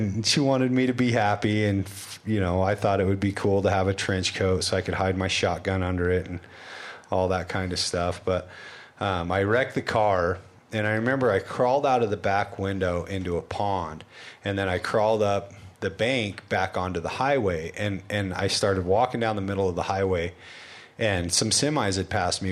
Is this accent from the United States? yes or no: yes; Wyoming, United States; I grew up in Wyoming